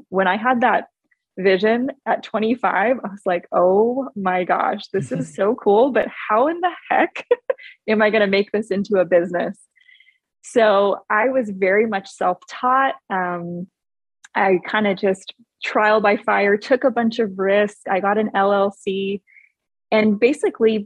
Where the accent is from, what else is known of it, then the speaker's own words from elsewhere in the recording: Hawaii, United States; moved away as an adult; also born or lived in Oregon; now in Arizona, United States; I'm originally from Hawaii. So Hawaii until about 18 years old